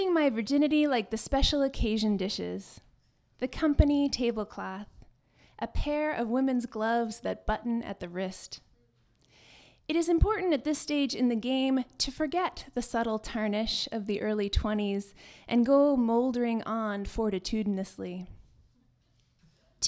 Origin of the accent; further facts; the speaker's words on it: Saint John, New Brunswick, Canada; now in Vancouver, Canada; I am a New Brunswicker by birth